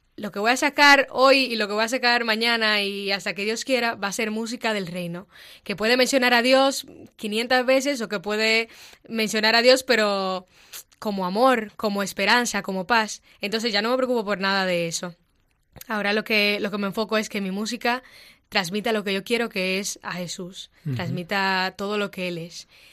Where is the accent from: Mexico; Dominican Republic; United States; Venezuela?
Dominican Republic; moved away as an adult; now in Madrid, Spain; soy dominicana y tengo aquí en Madrid año y tres meses